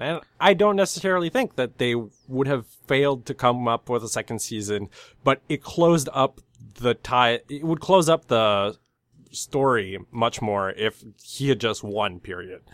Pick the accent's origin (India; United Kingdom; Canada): Canada; I'm from Canada.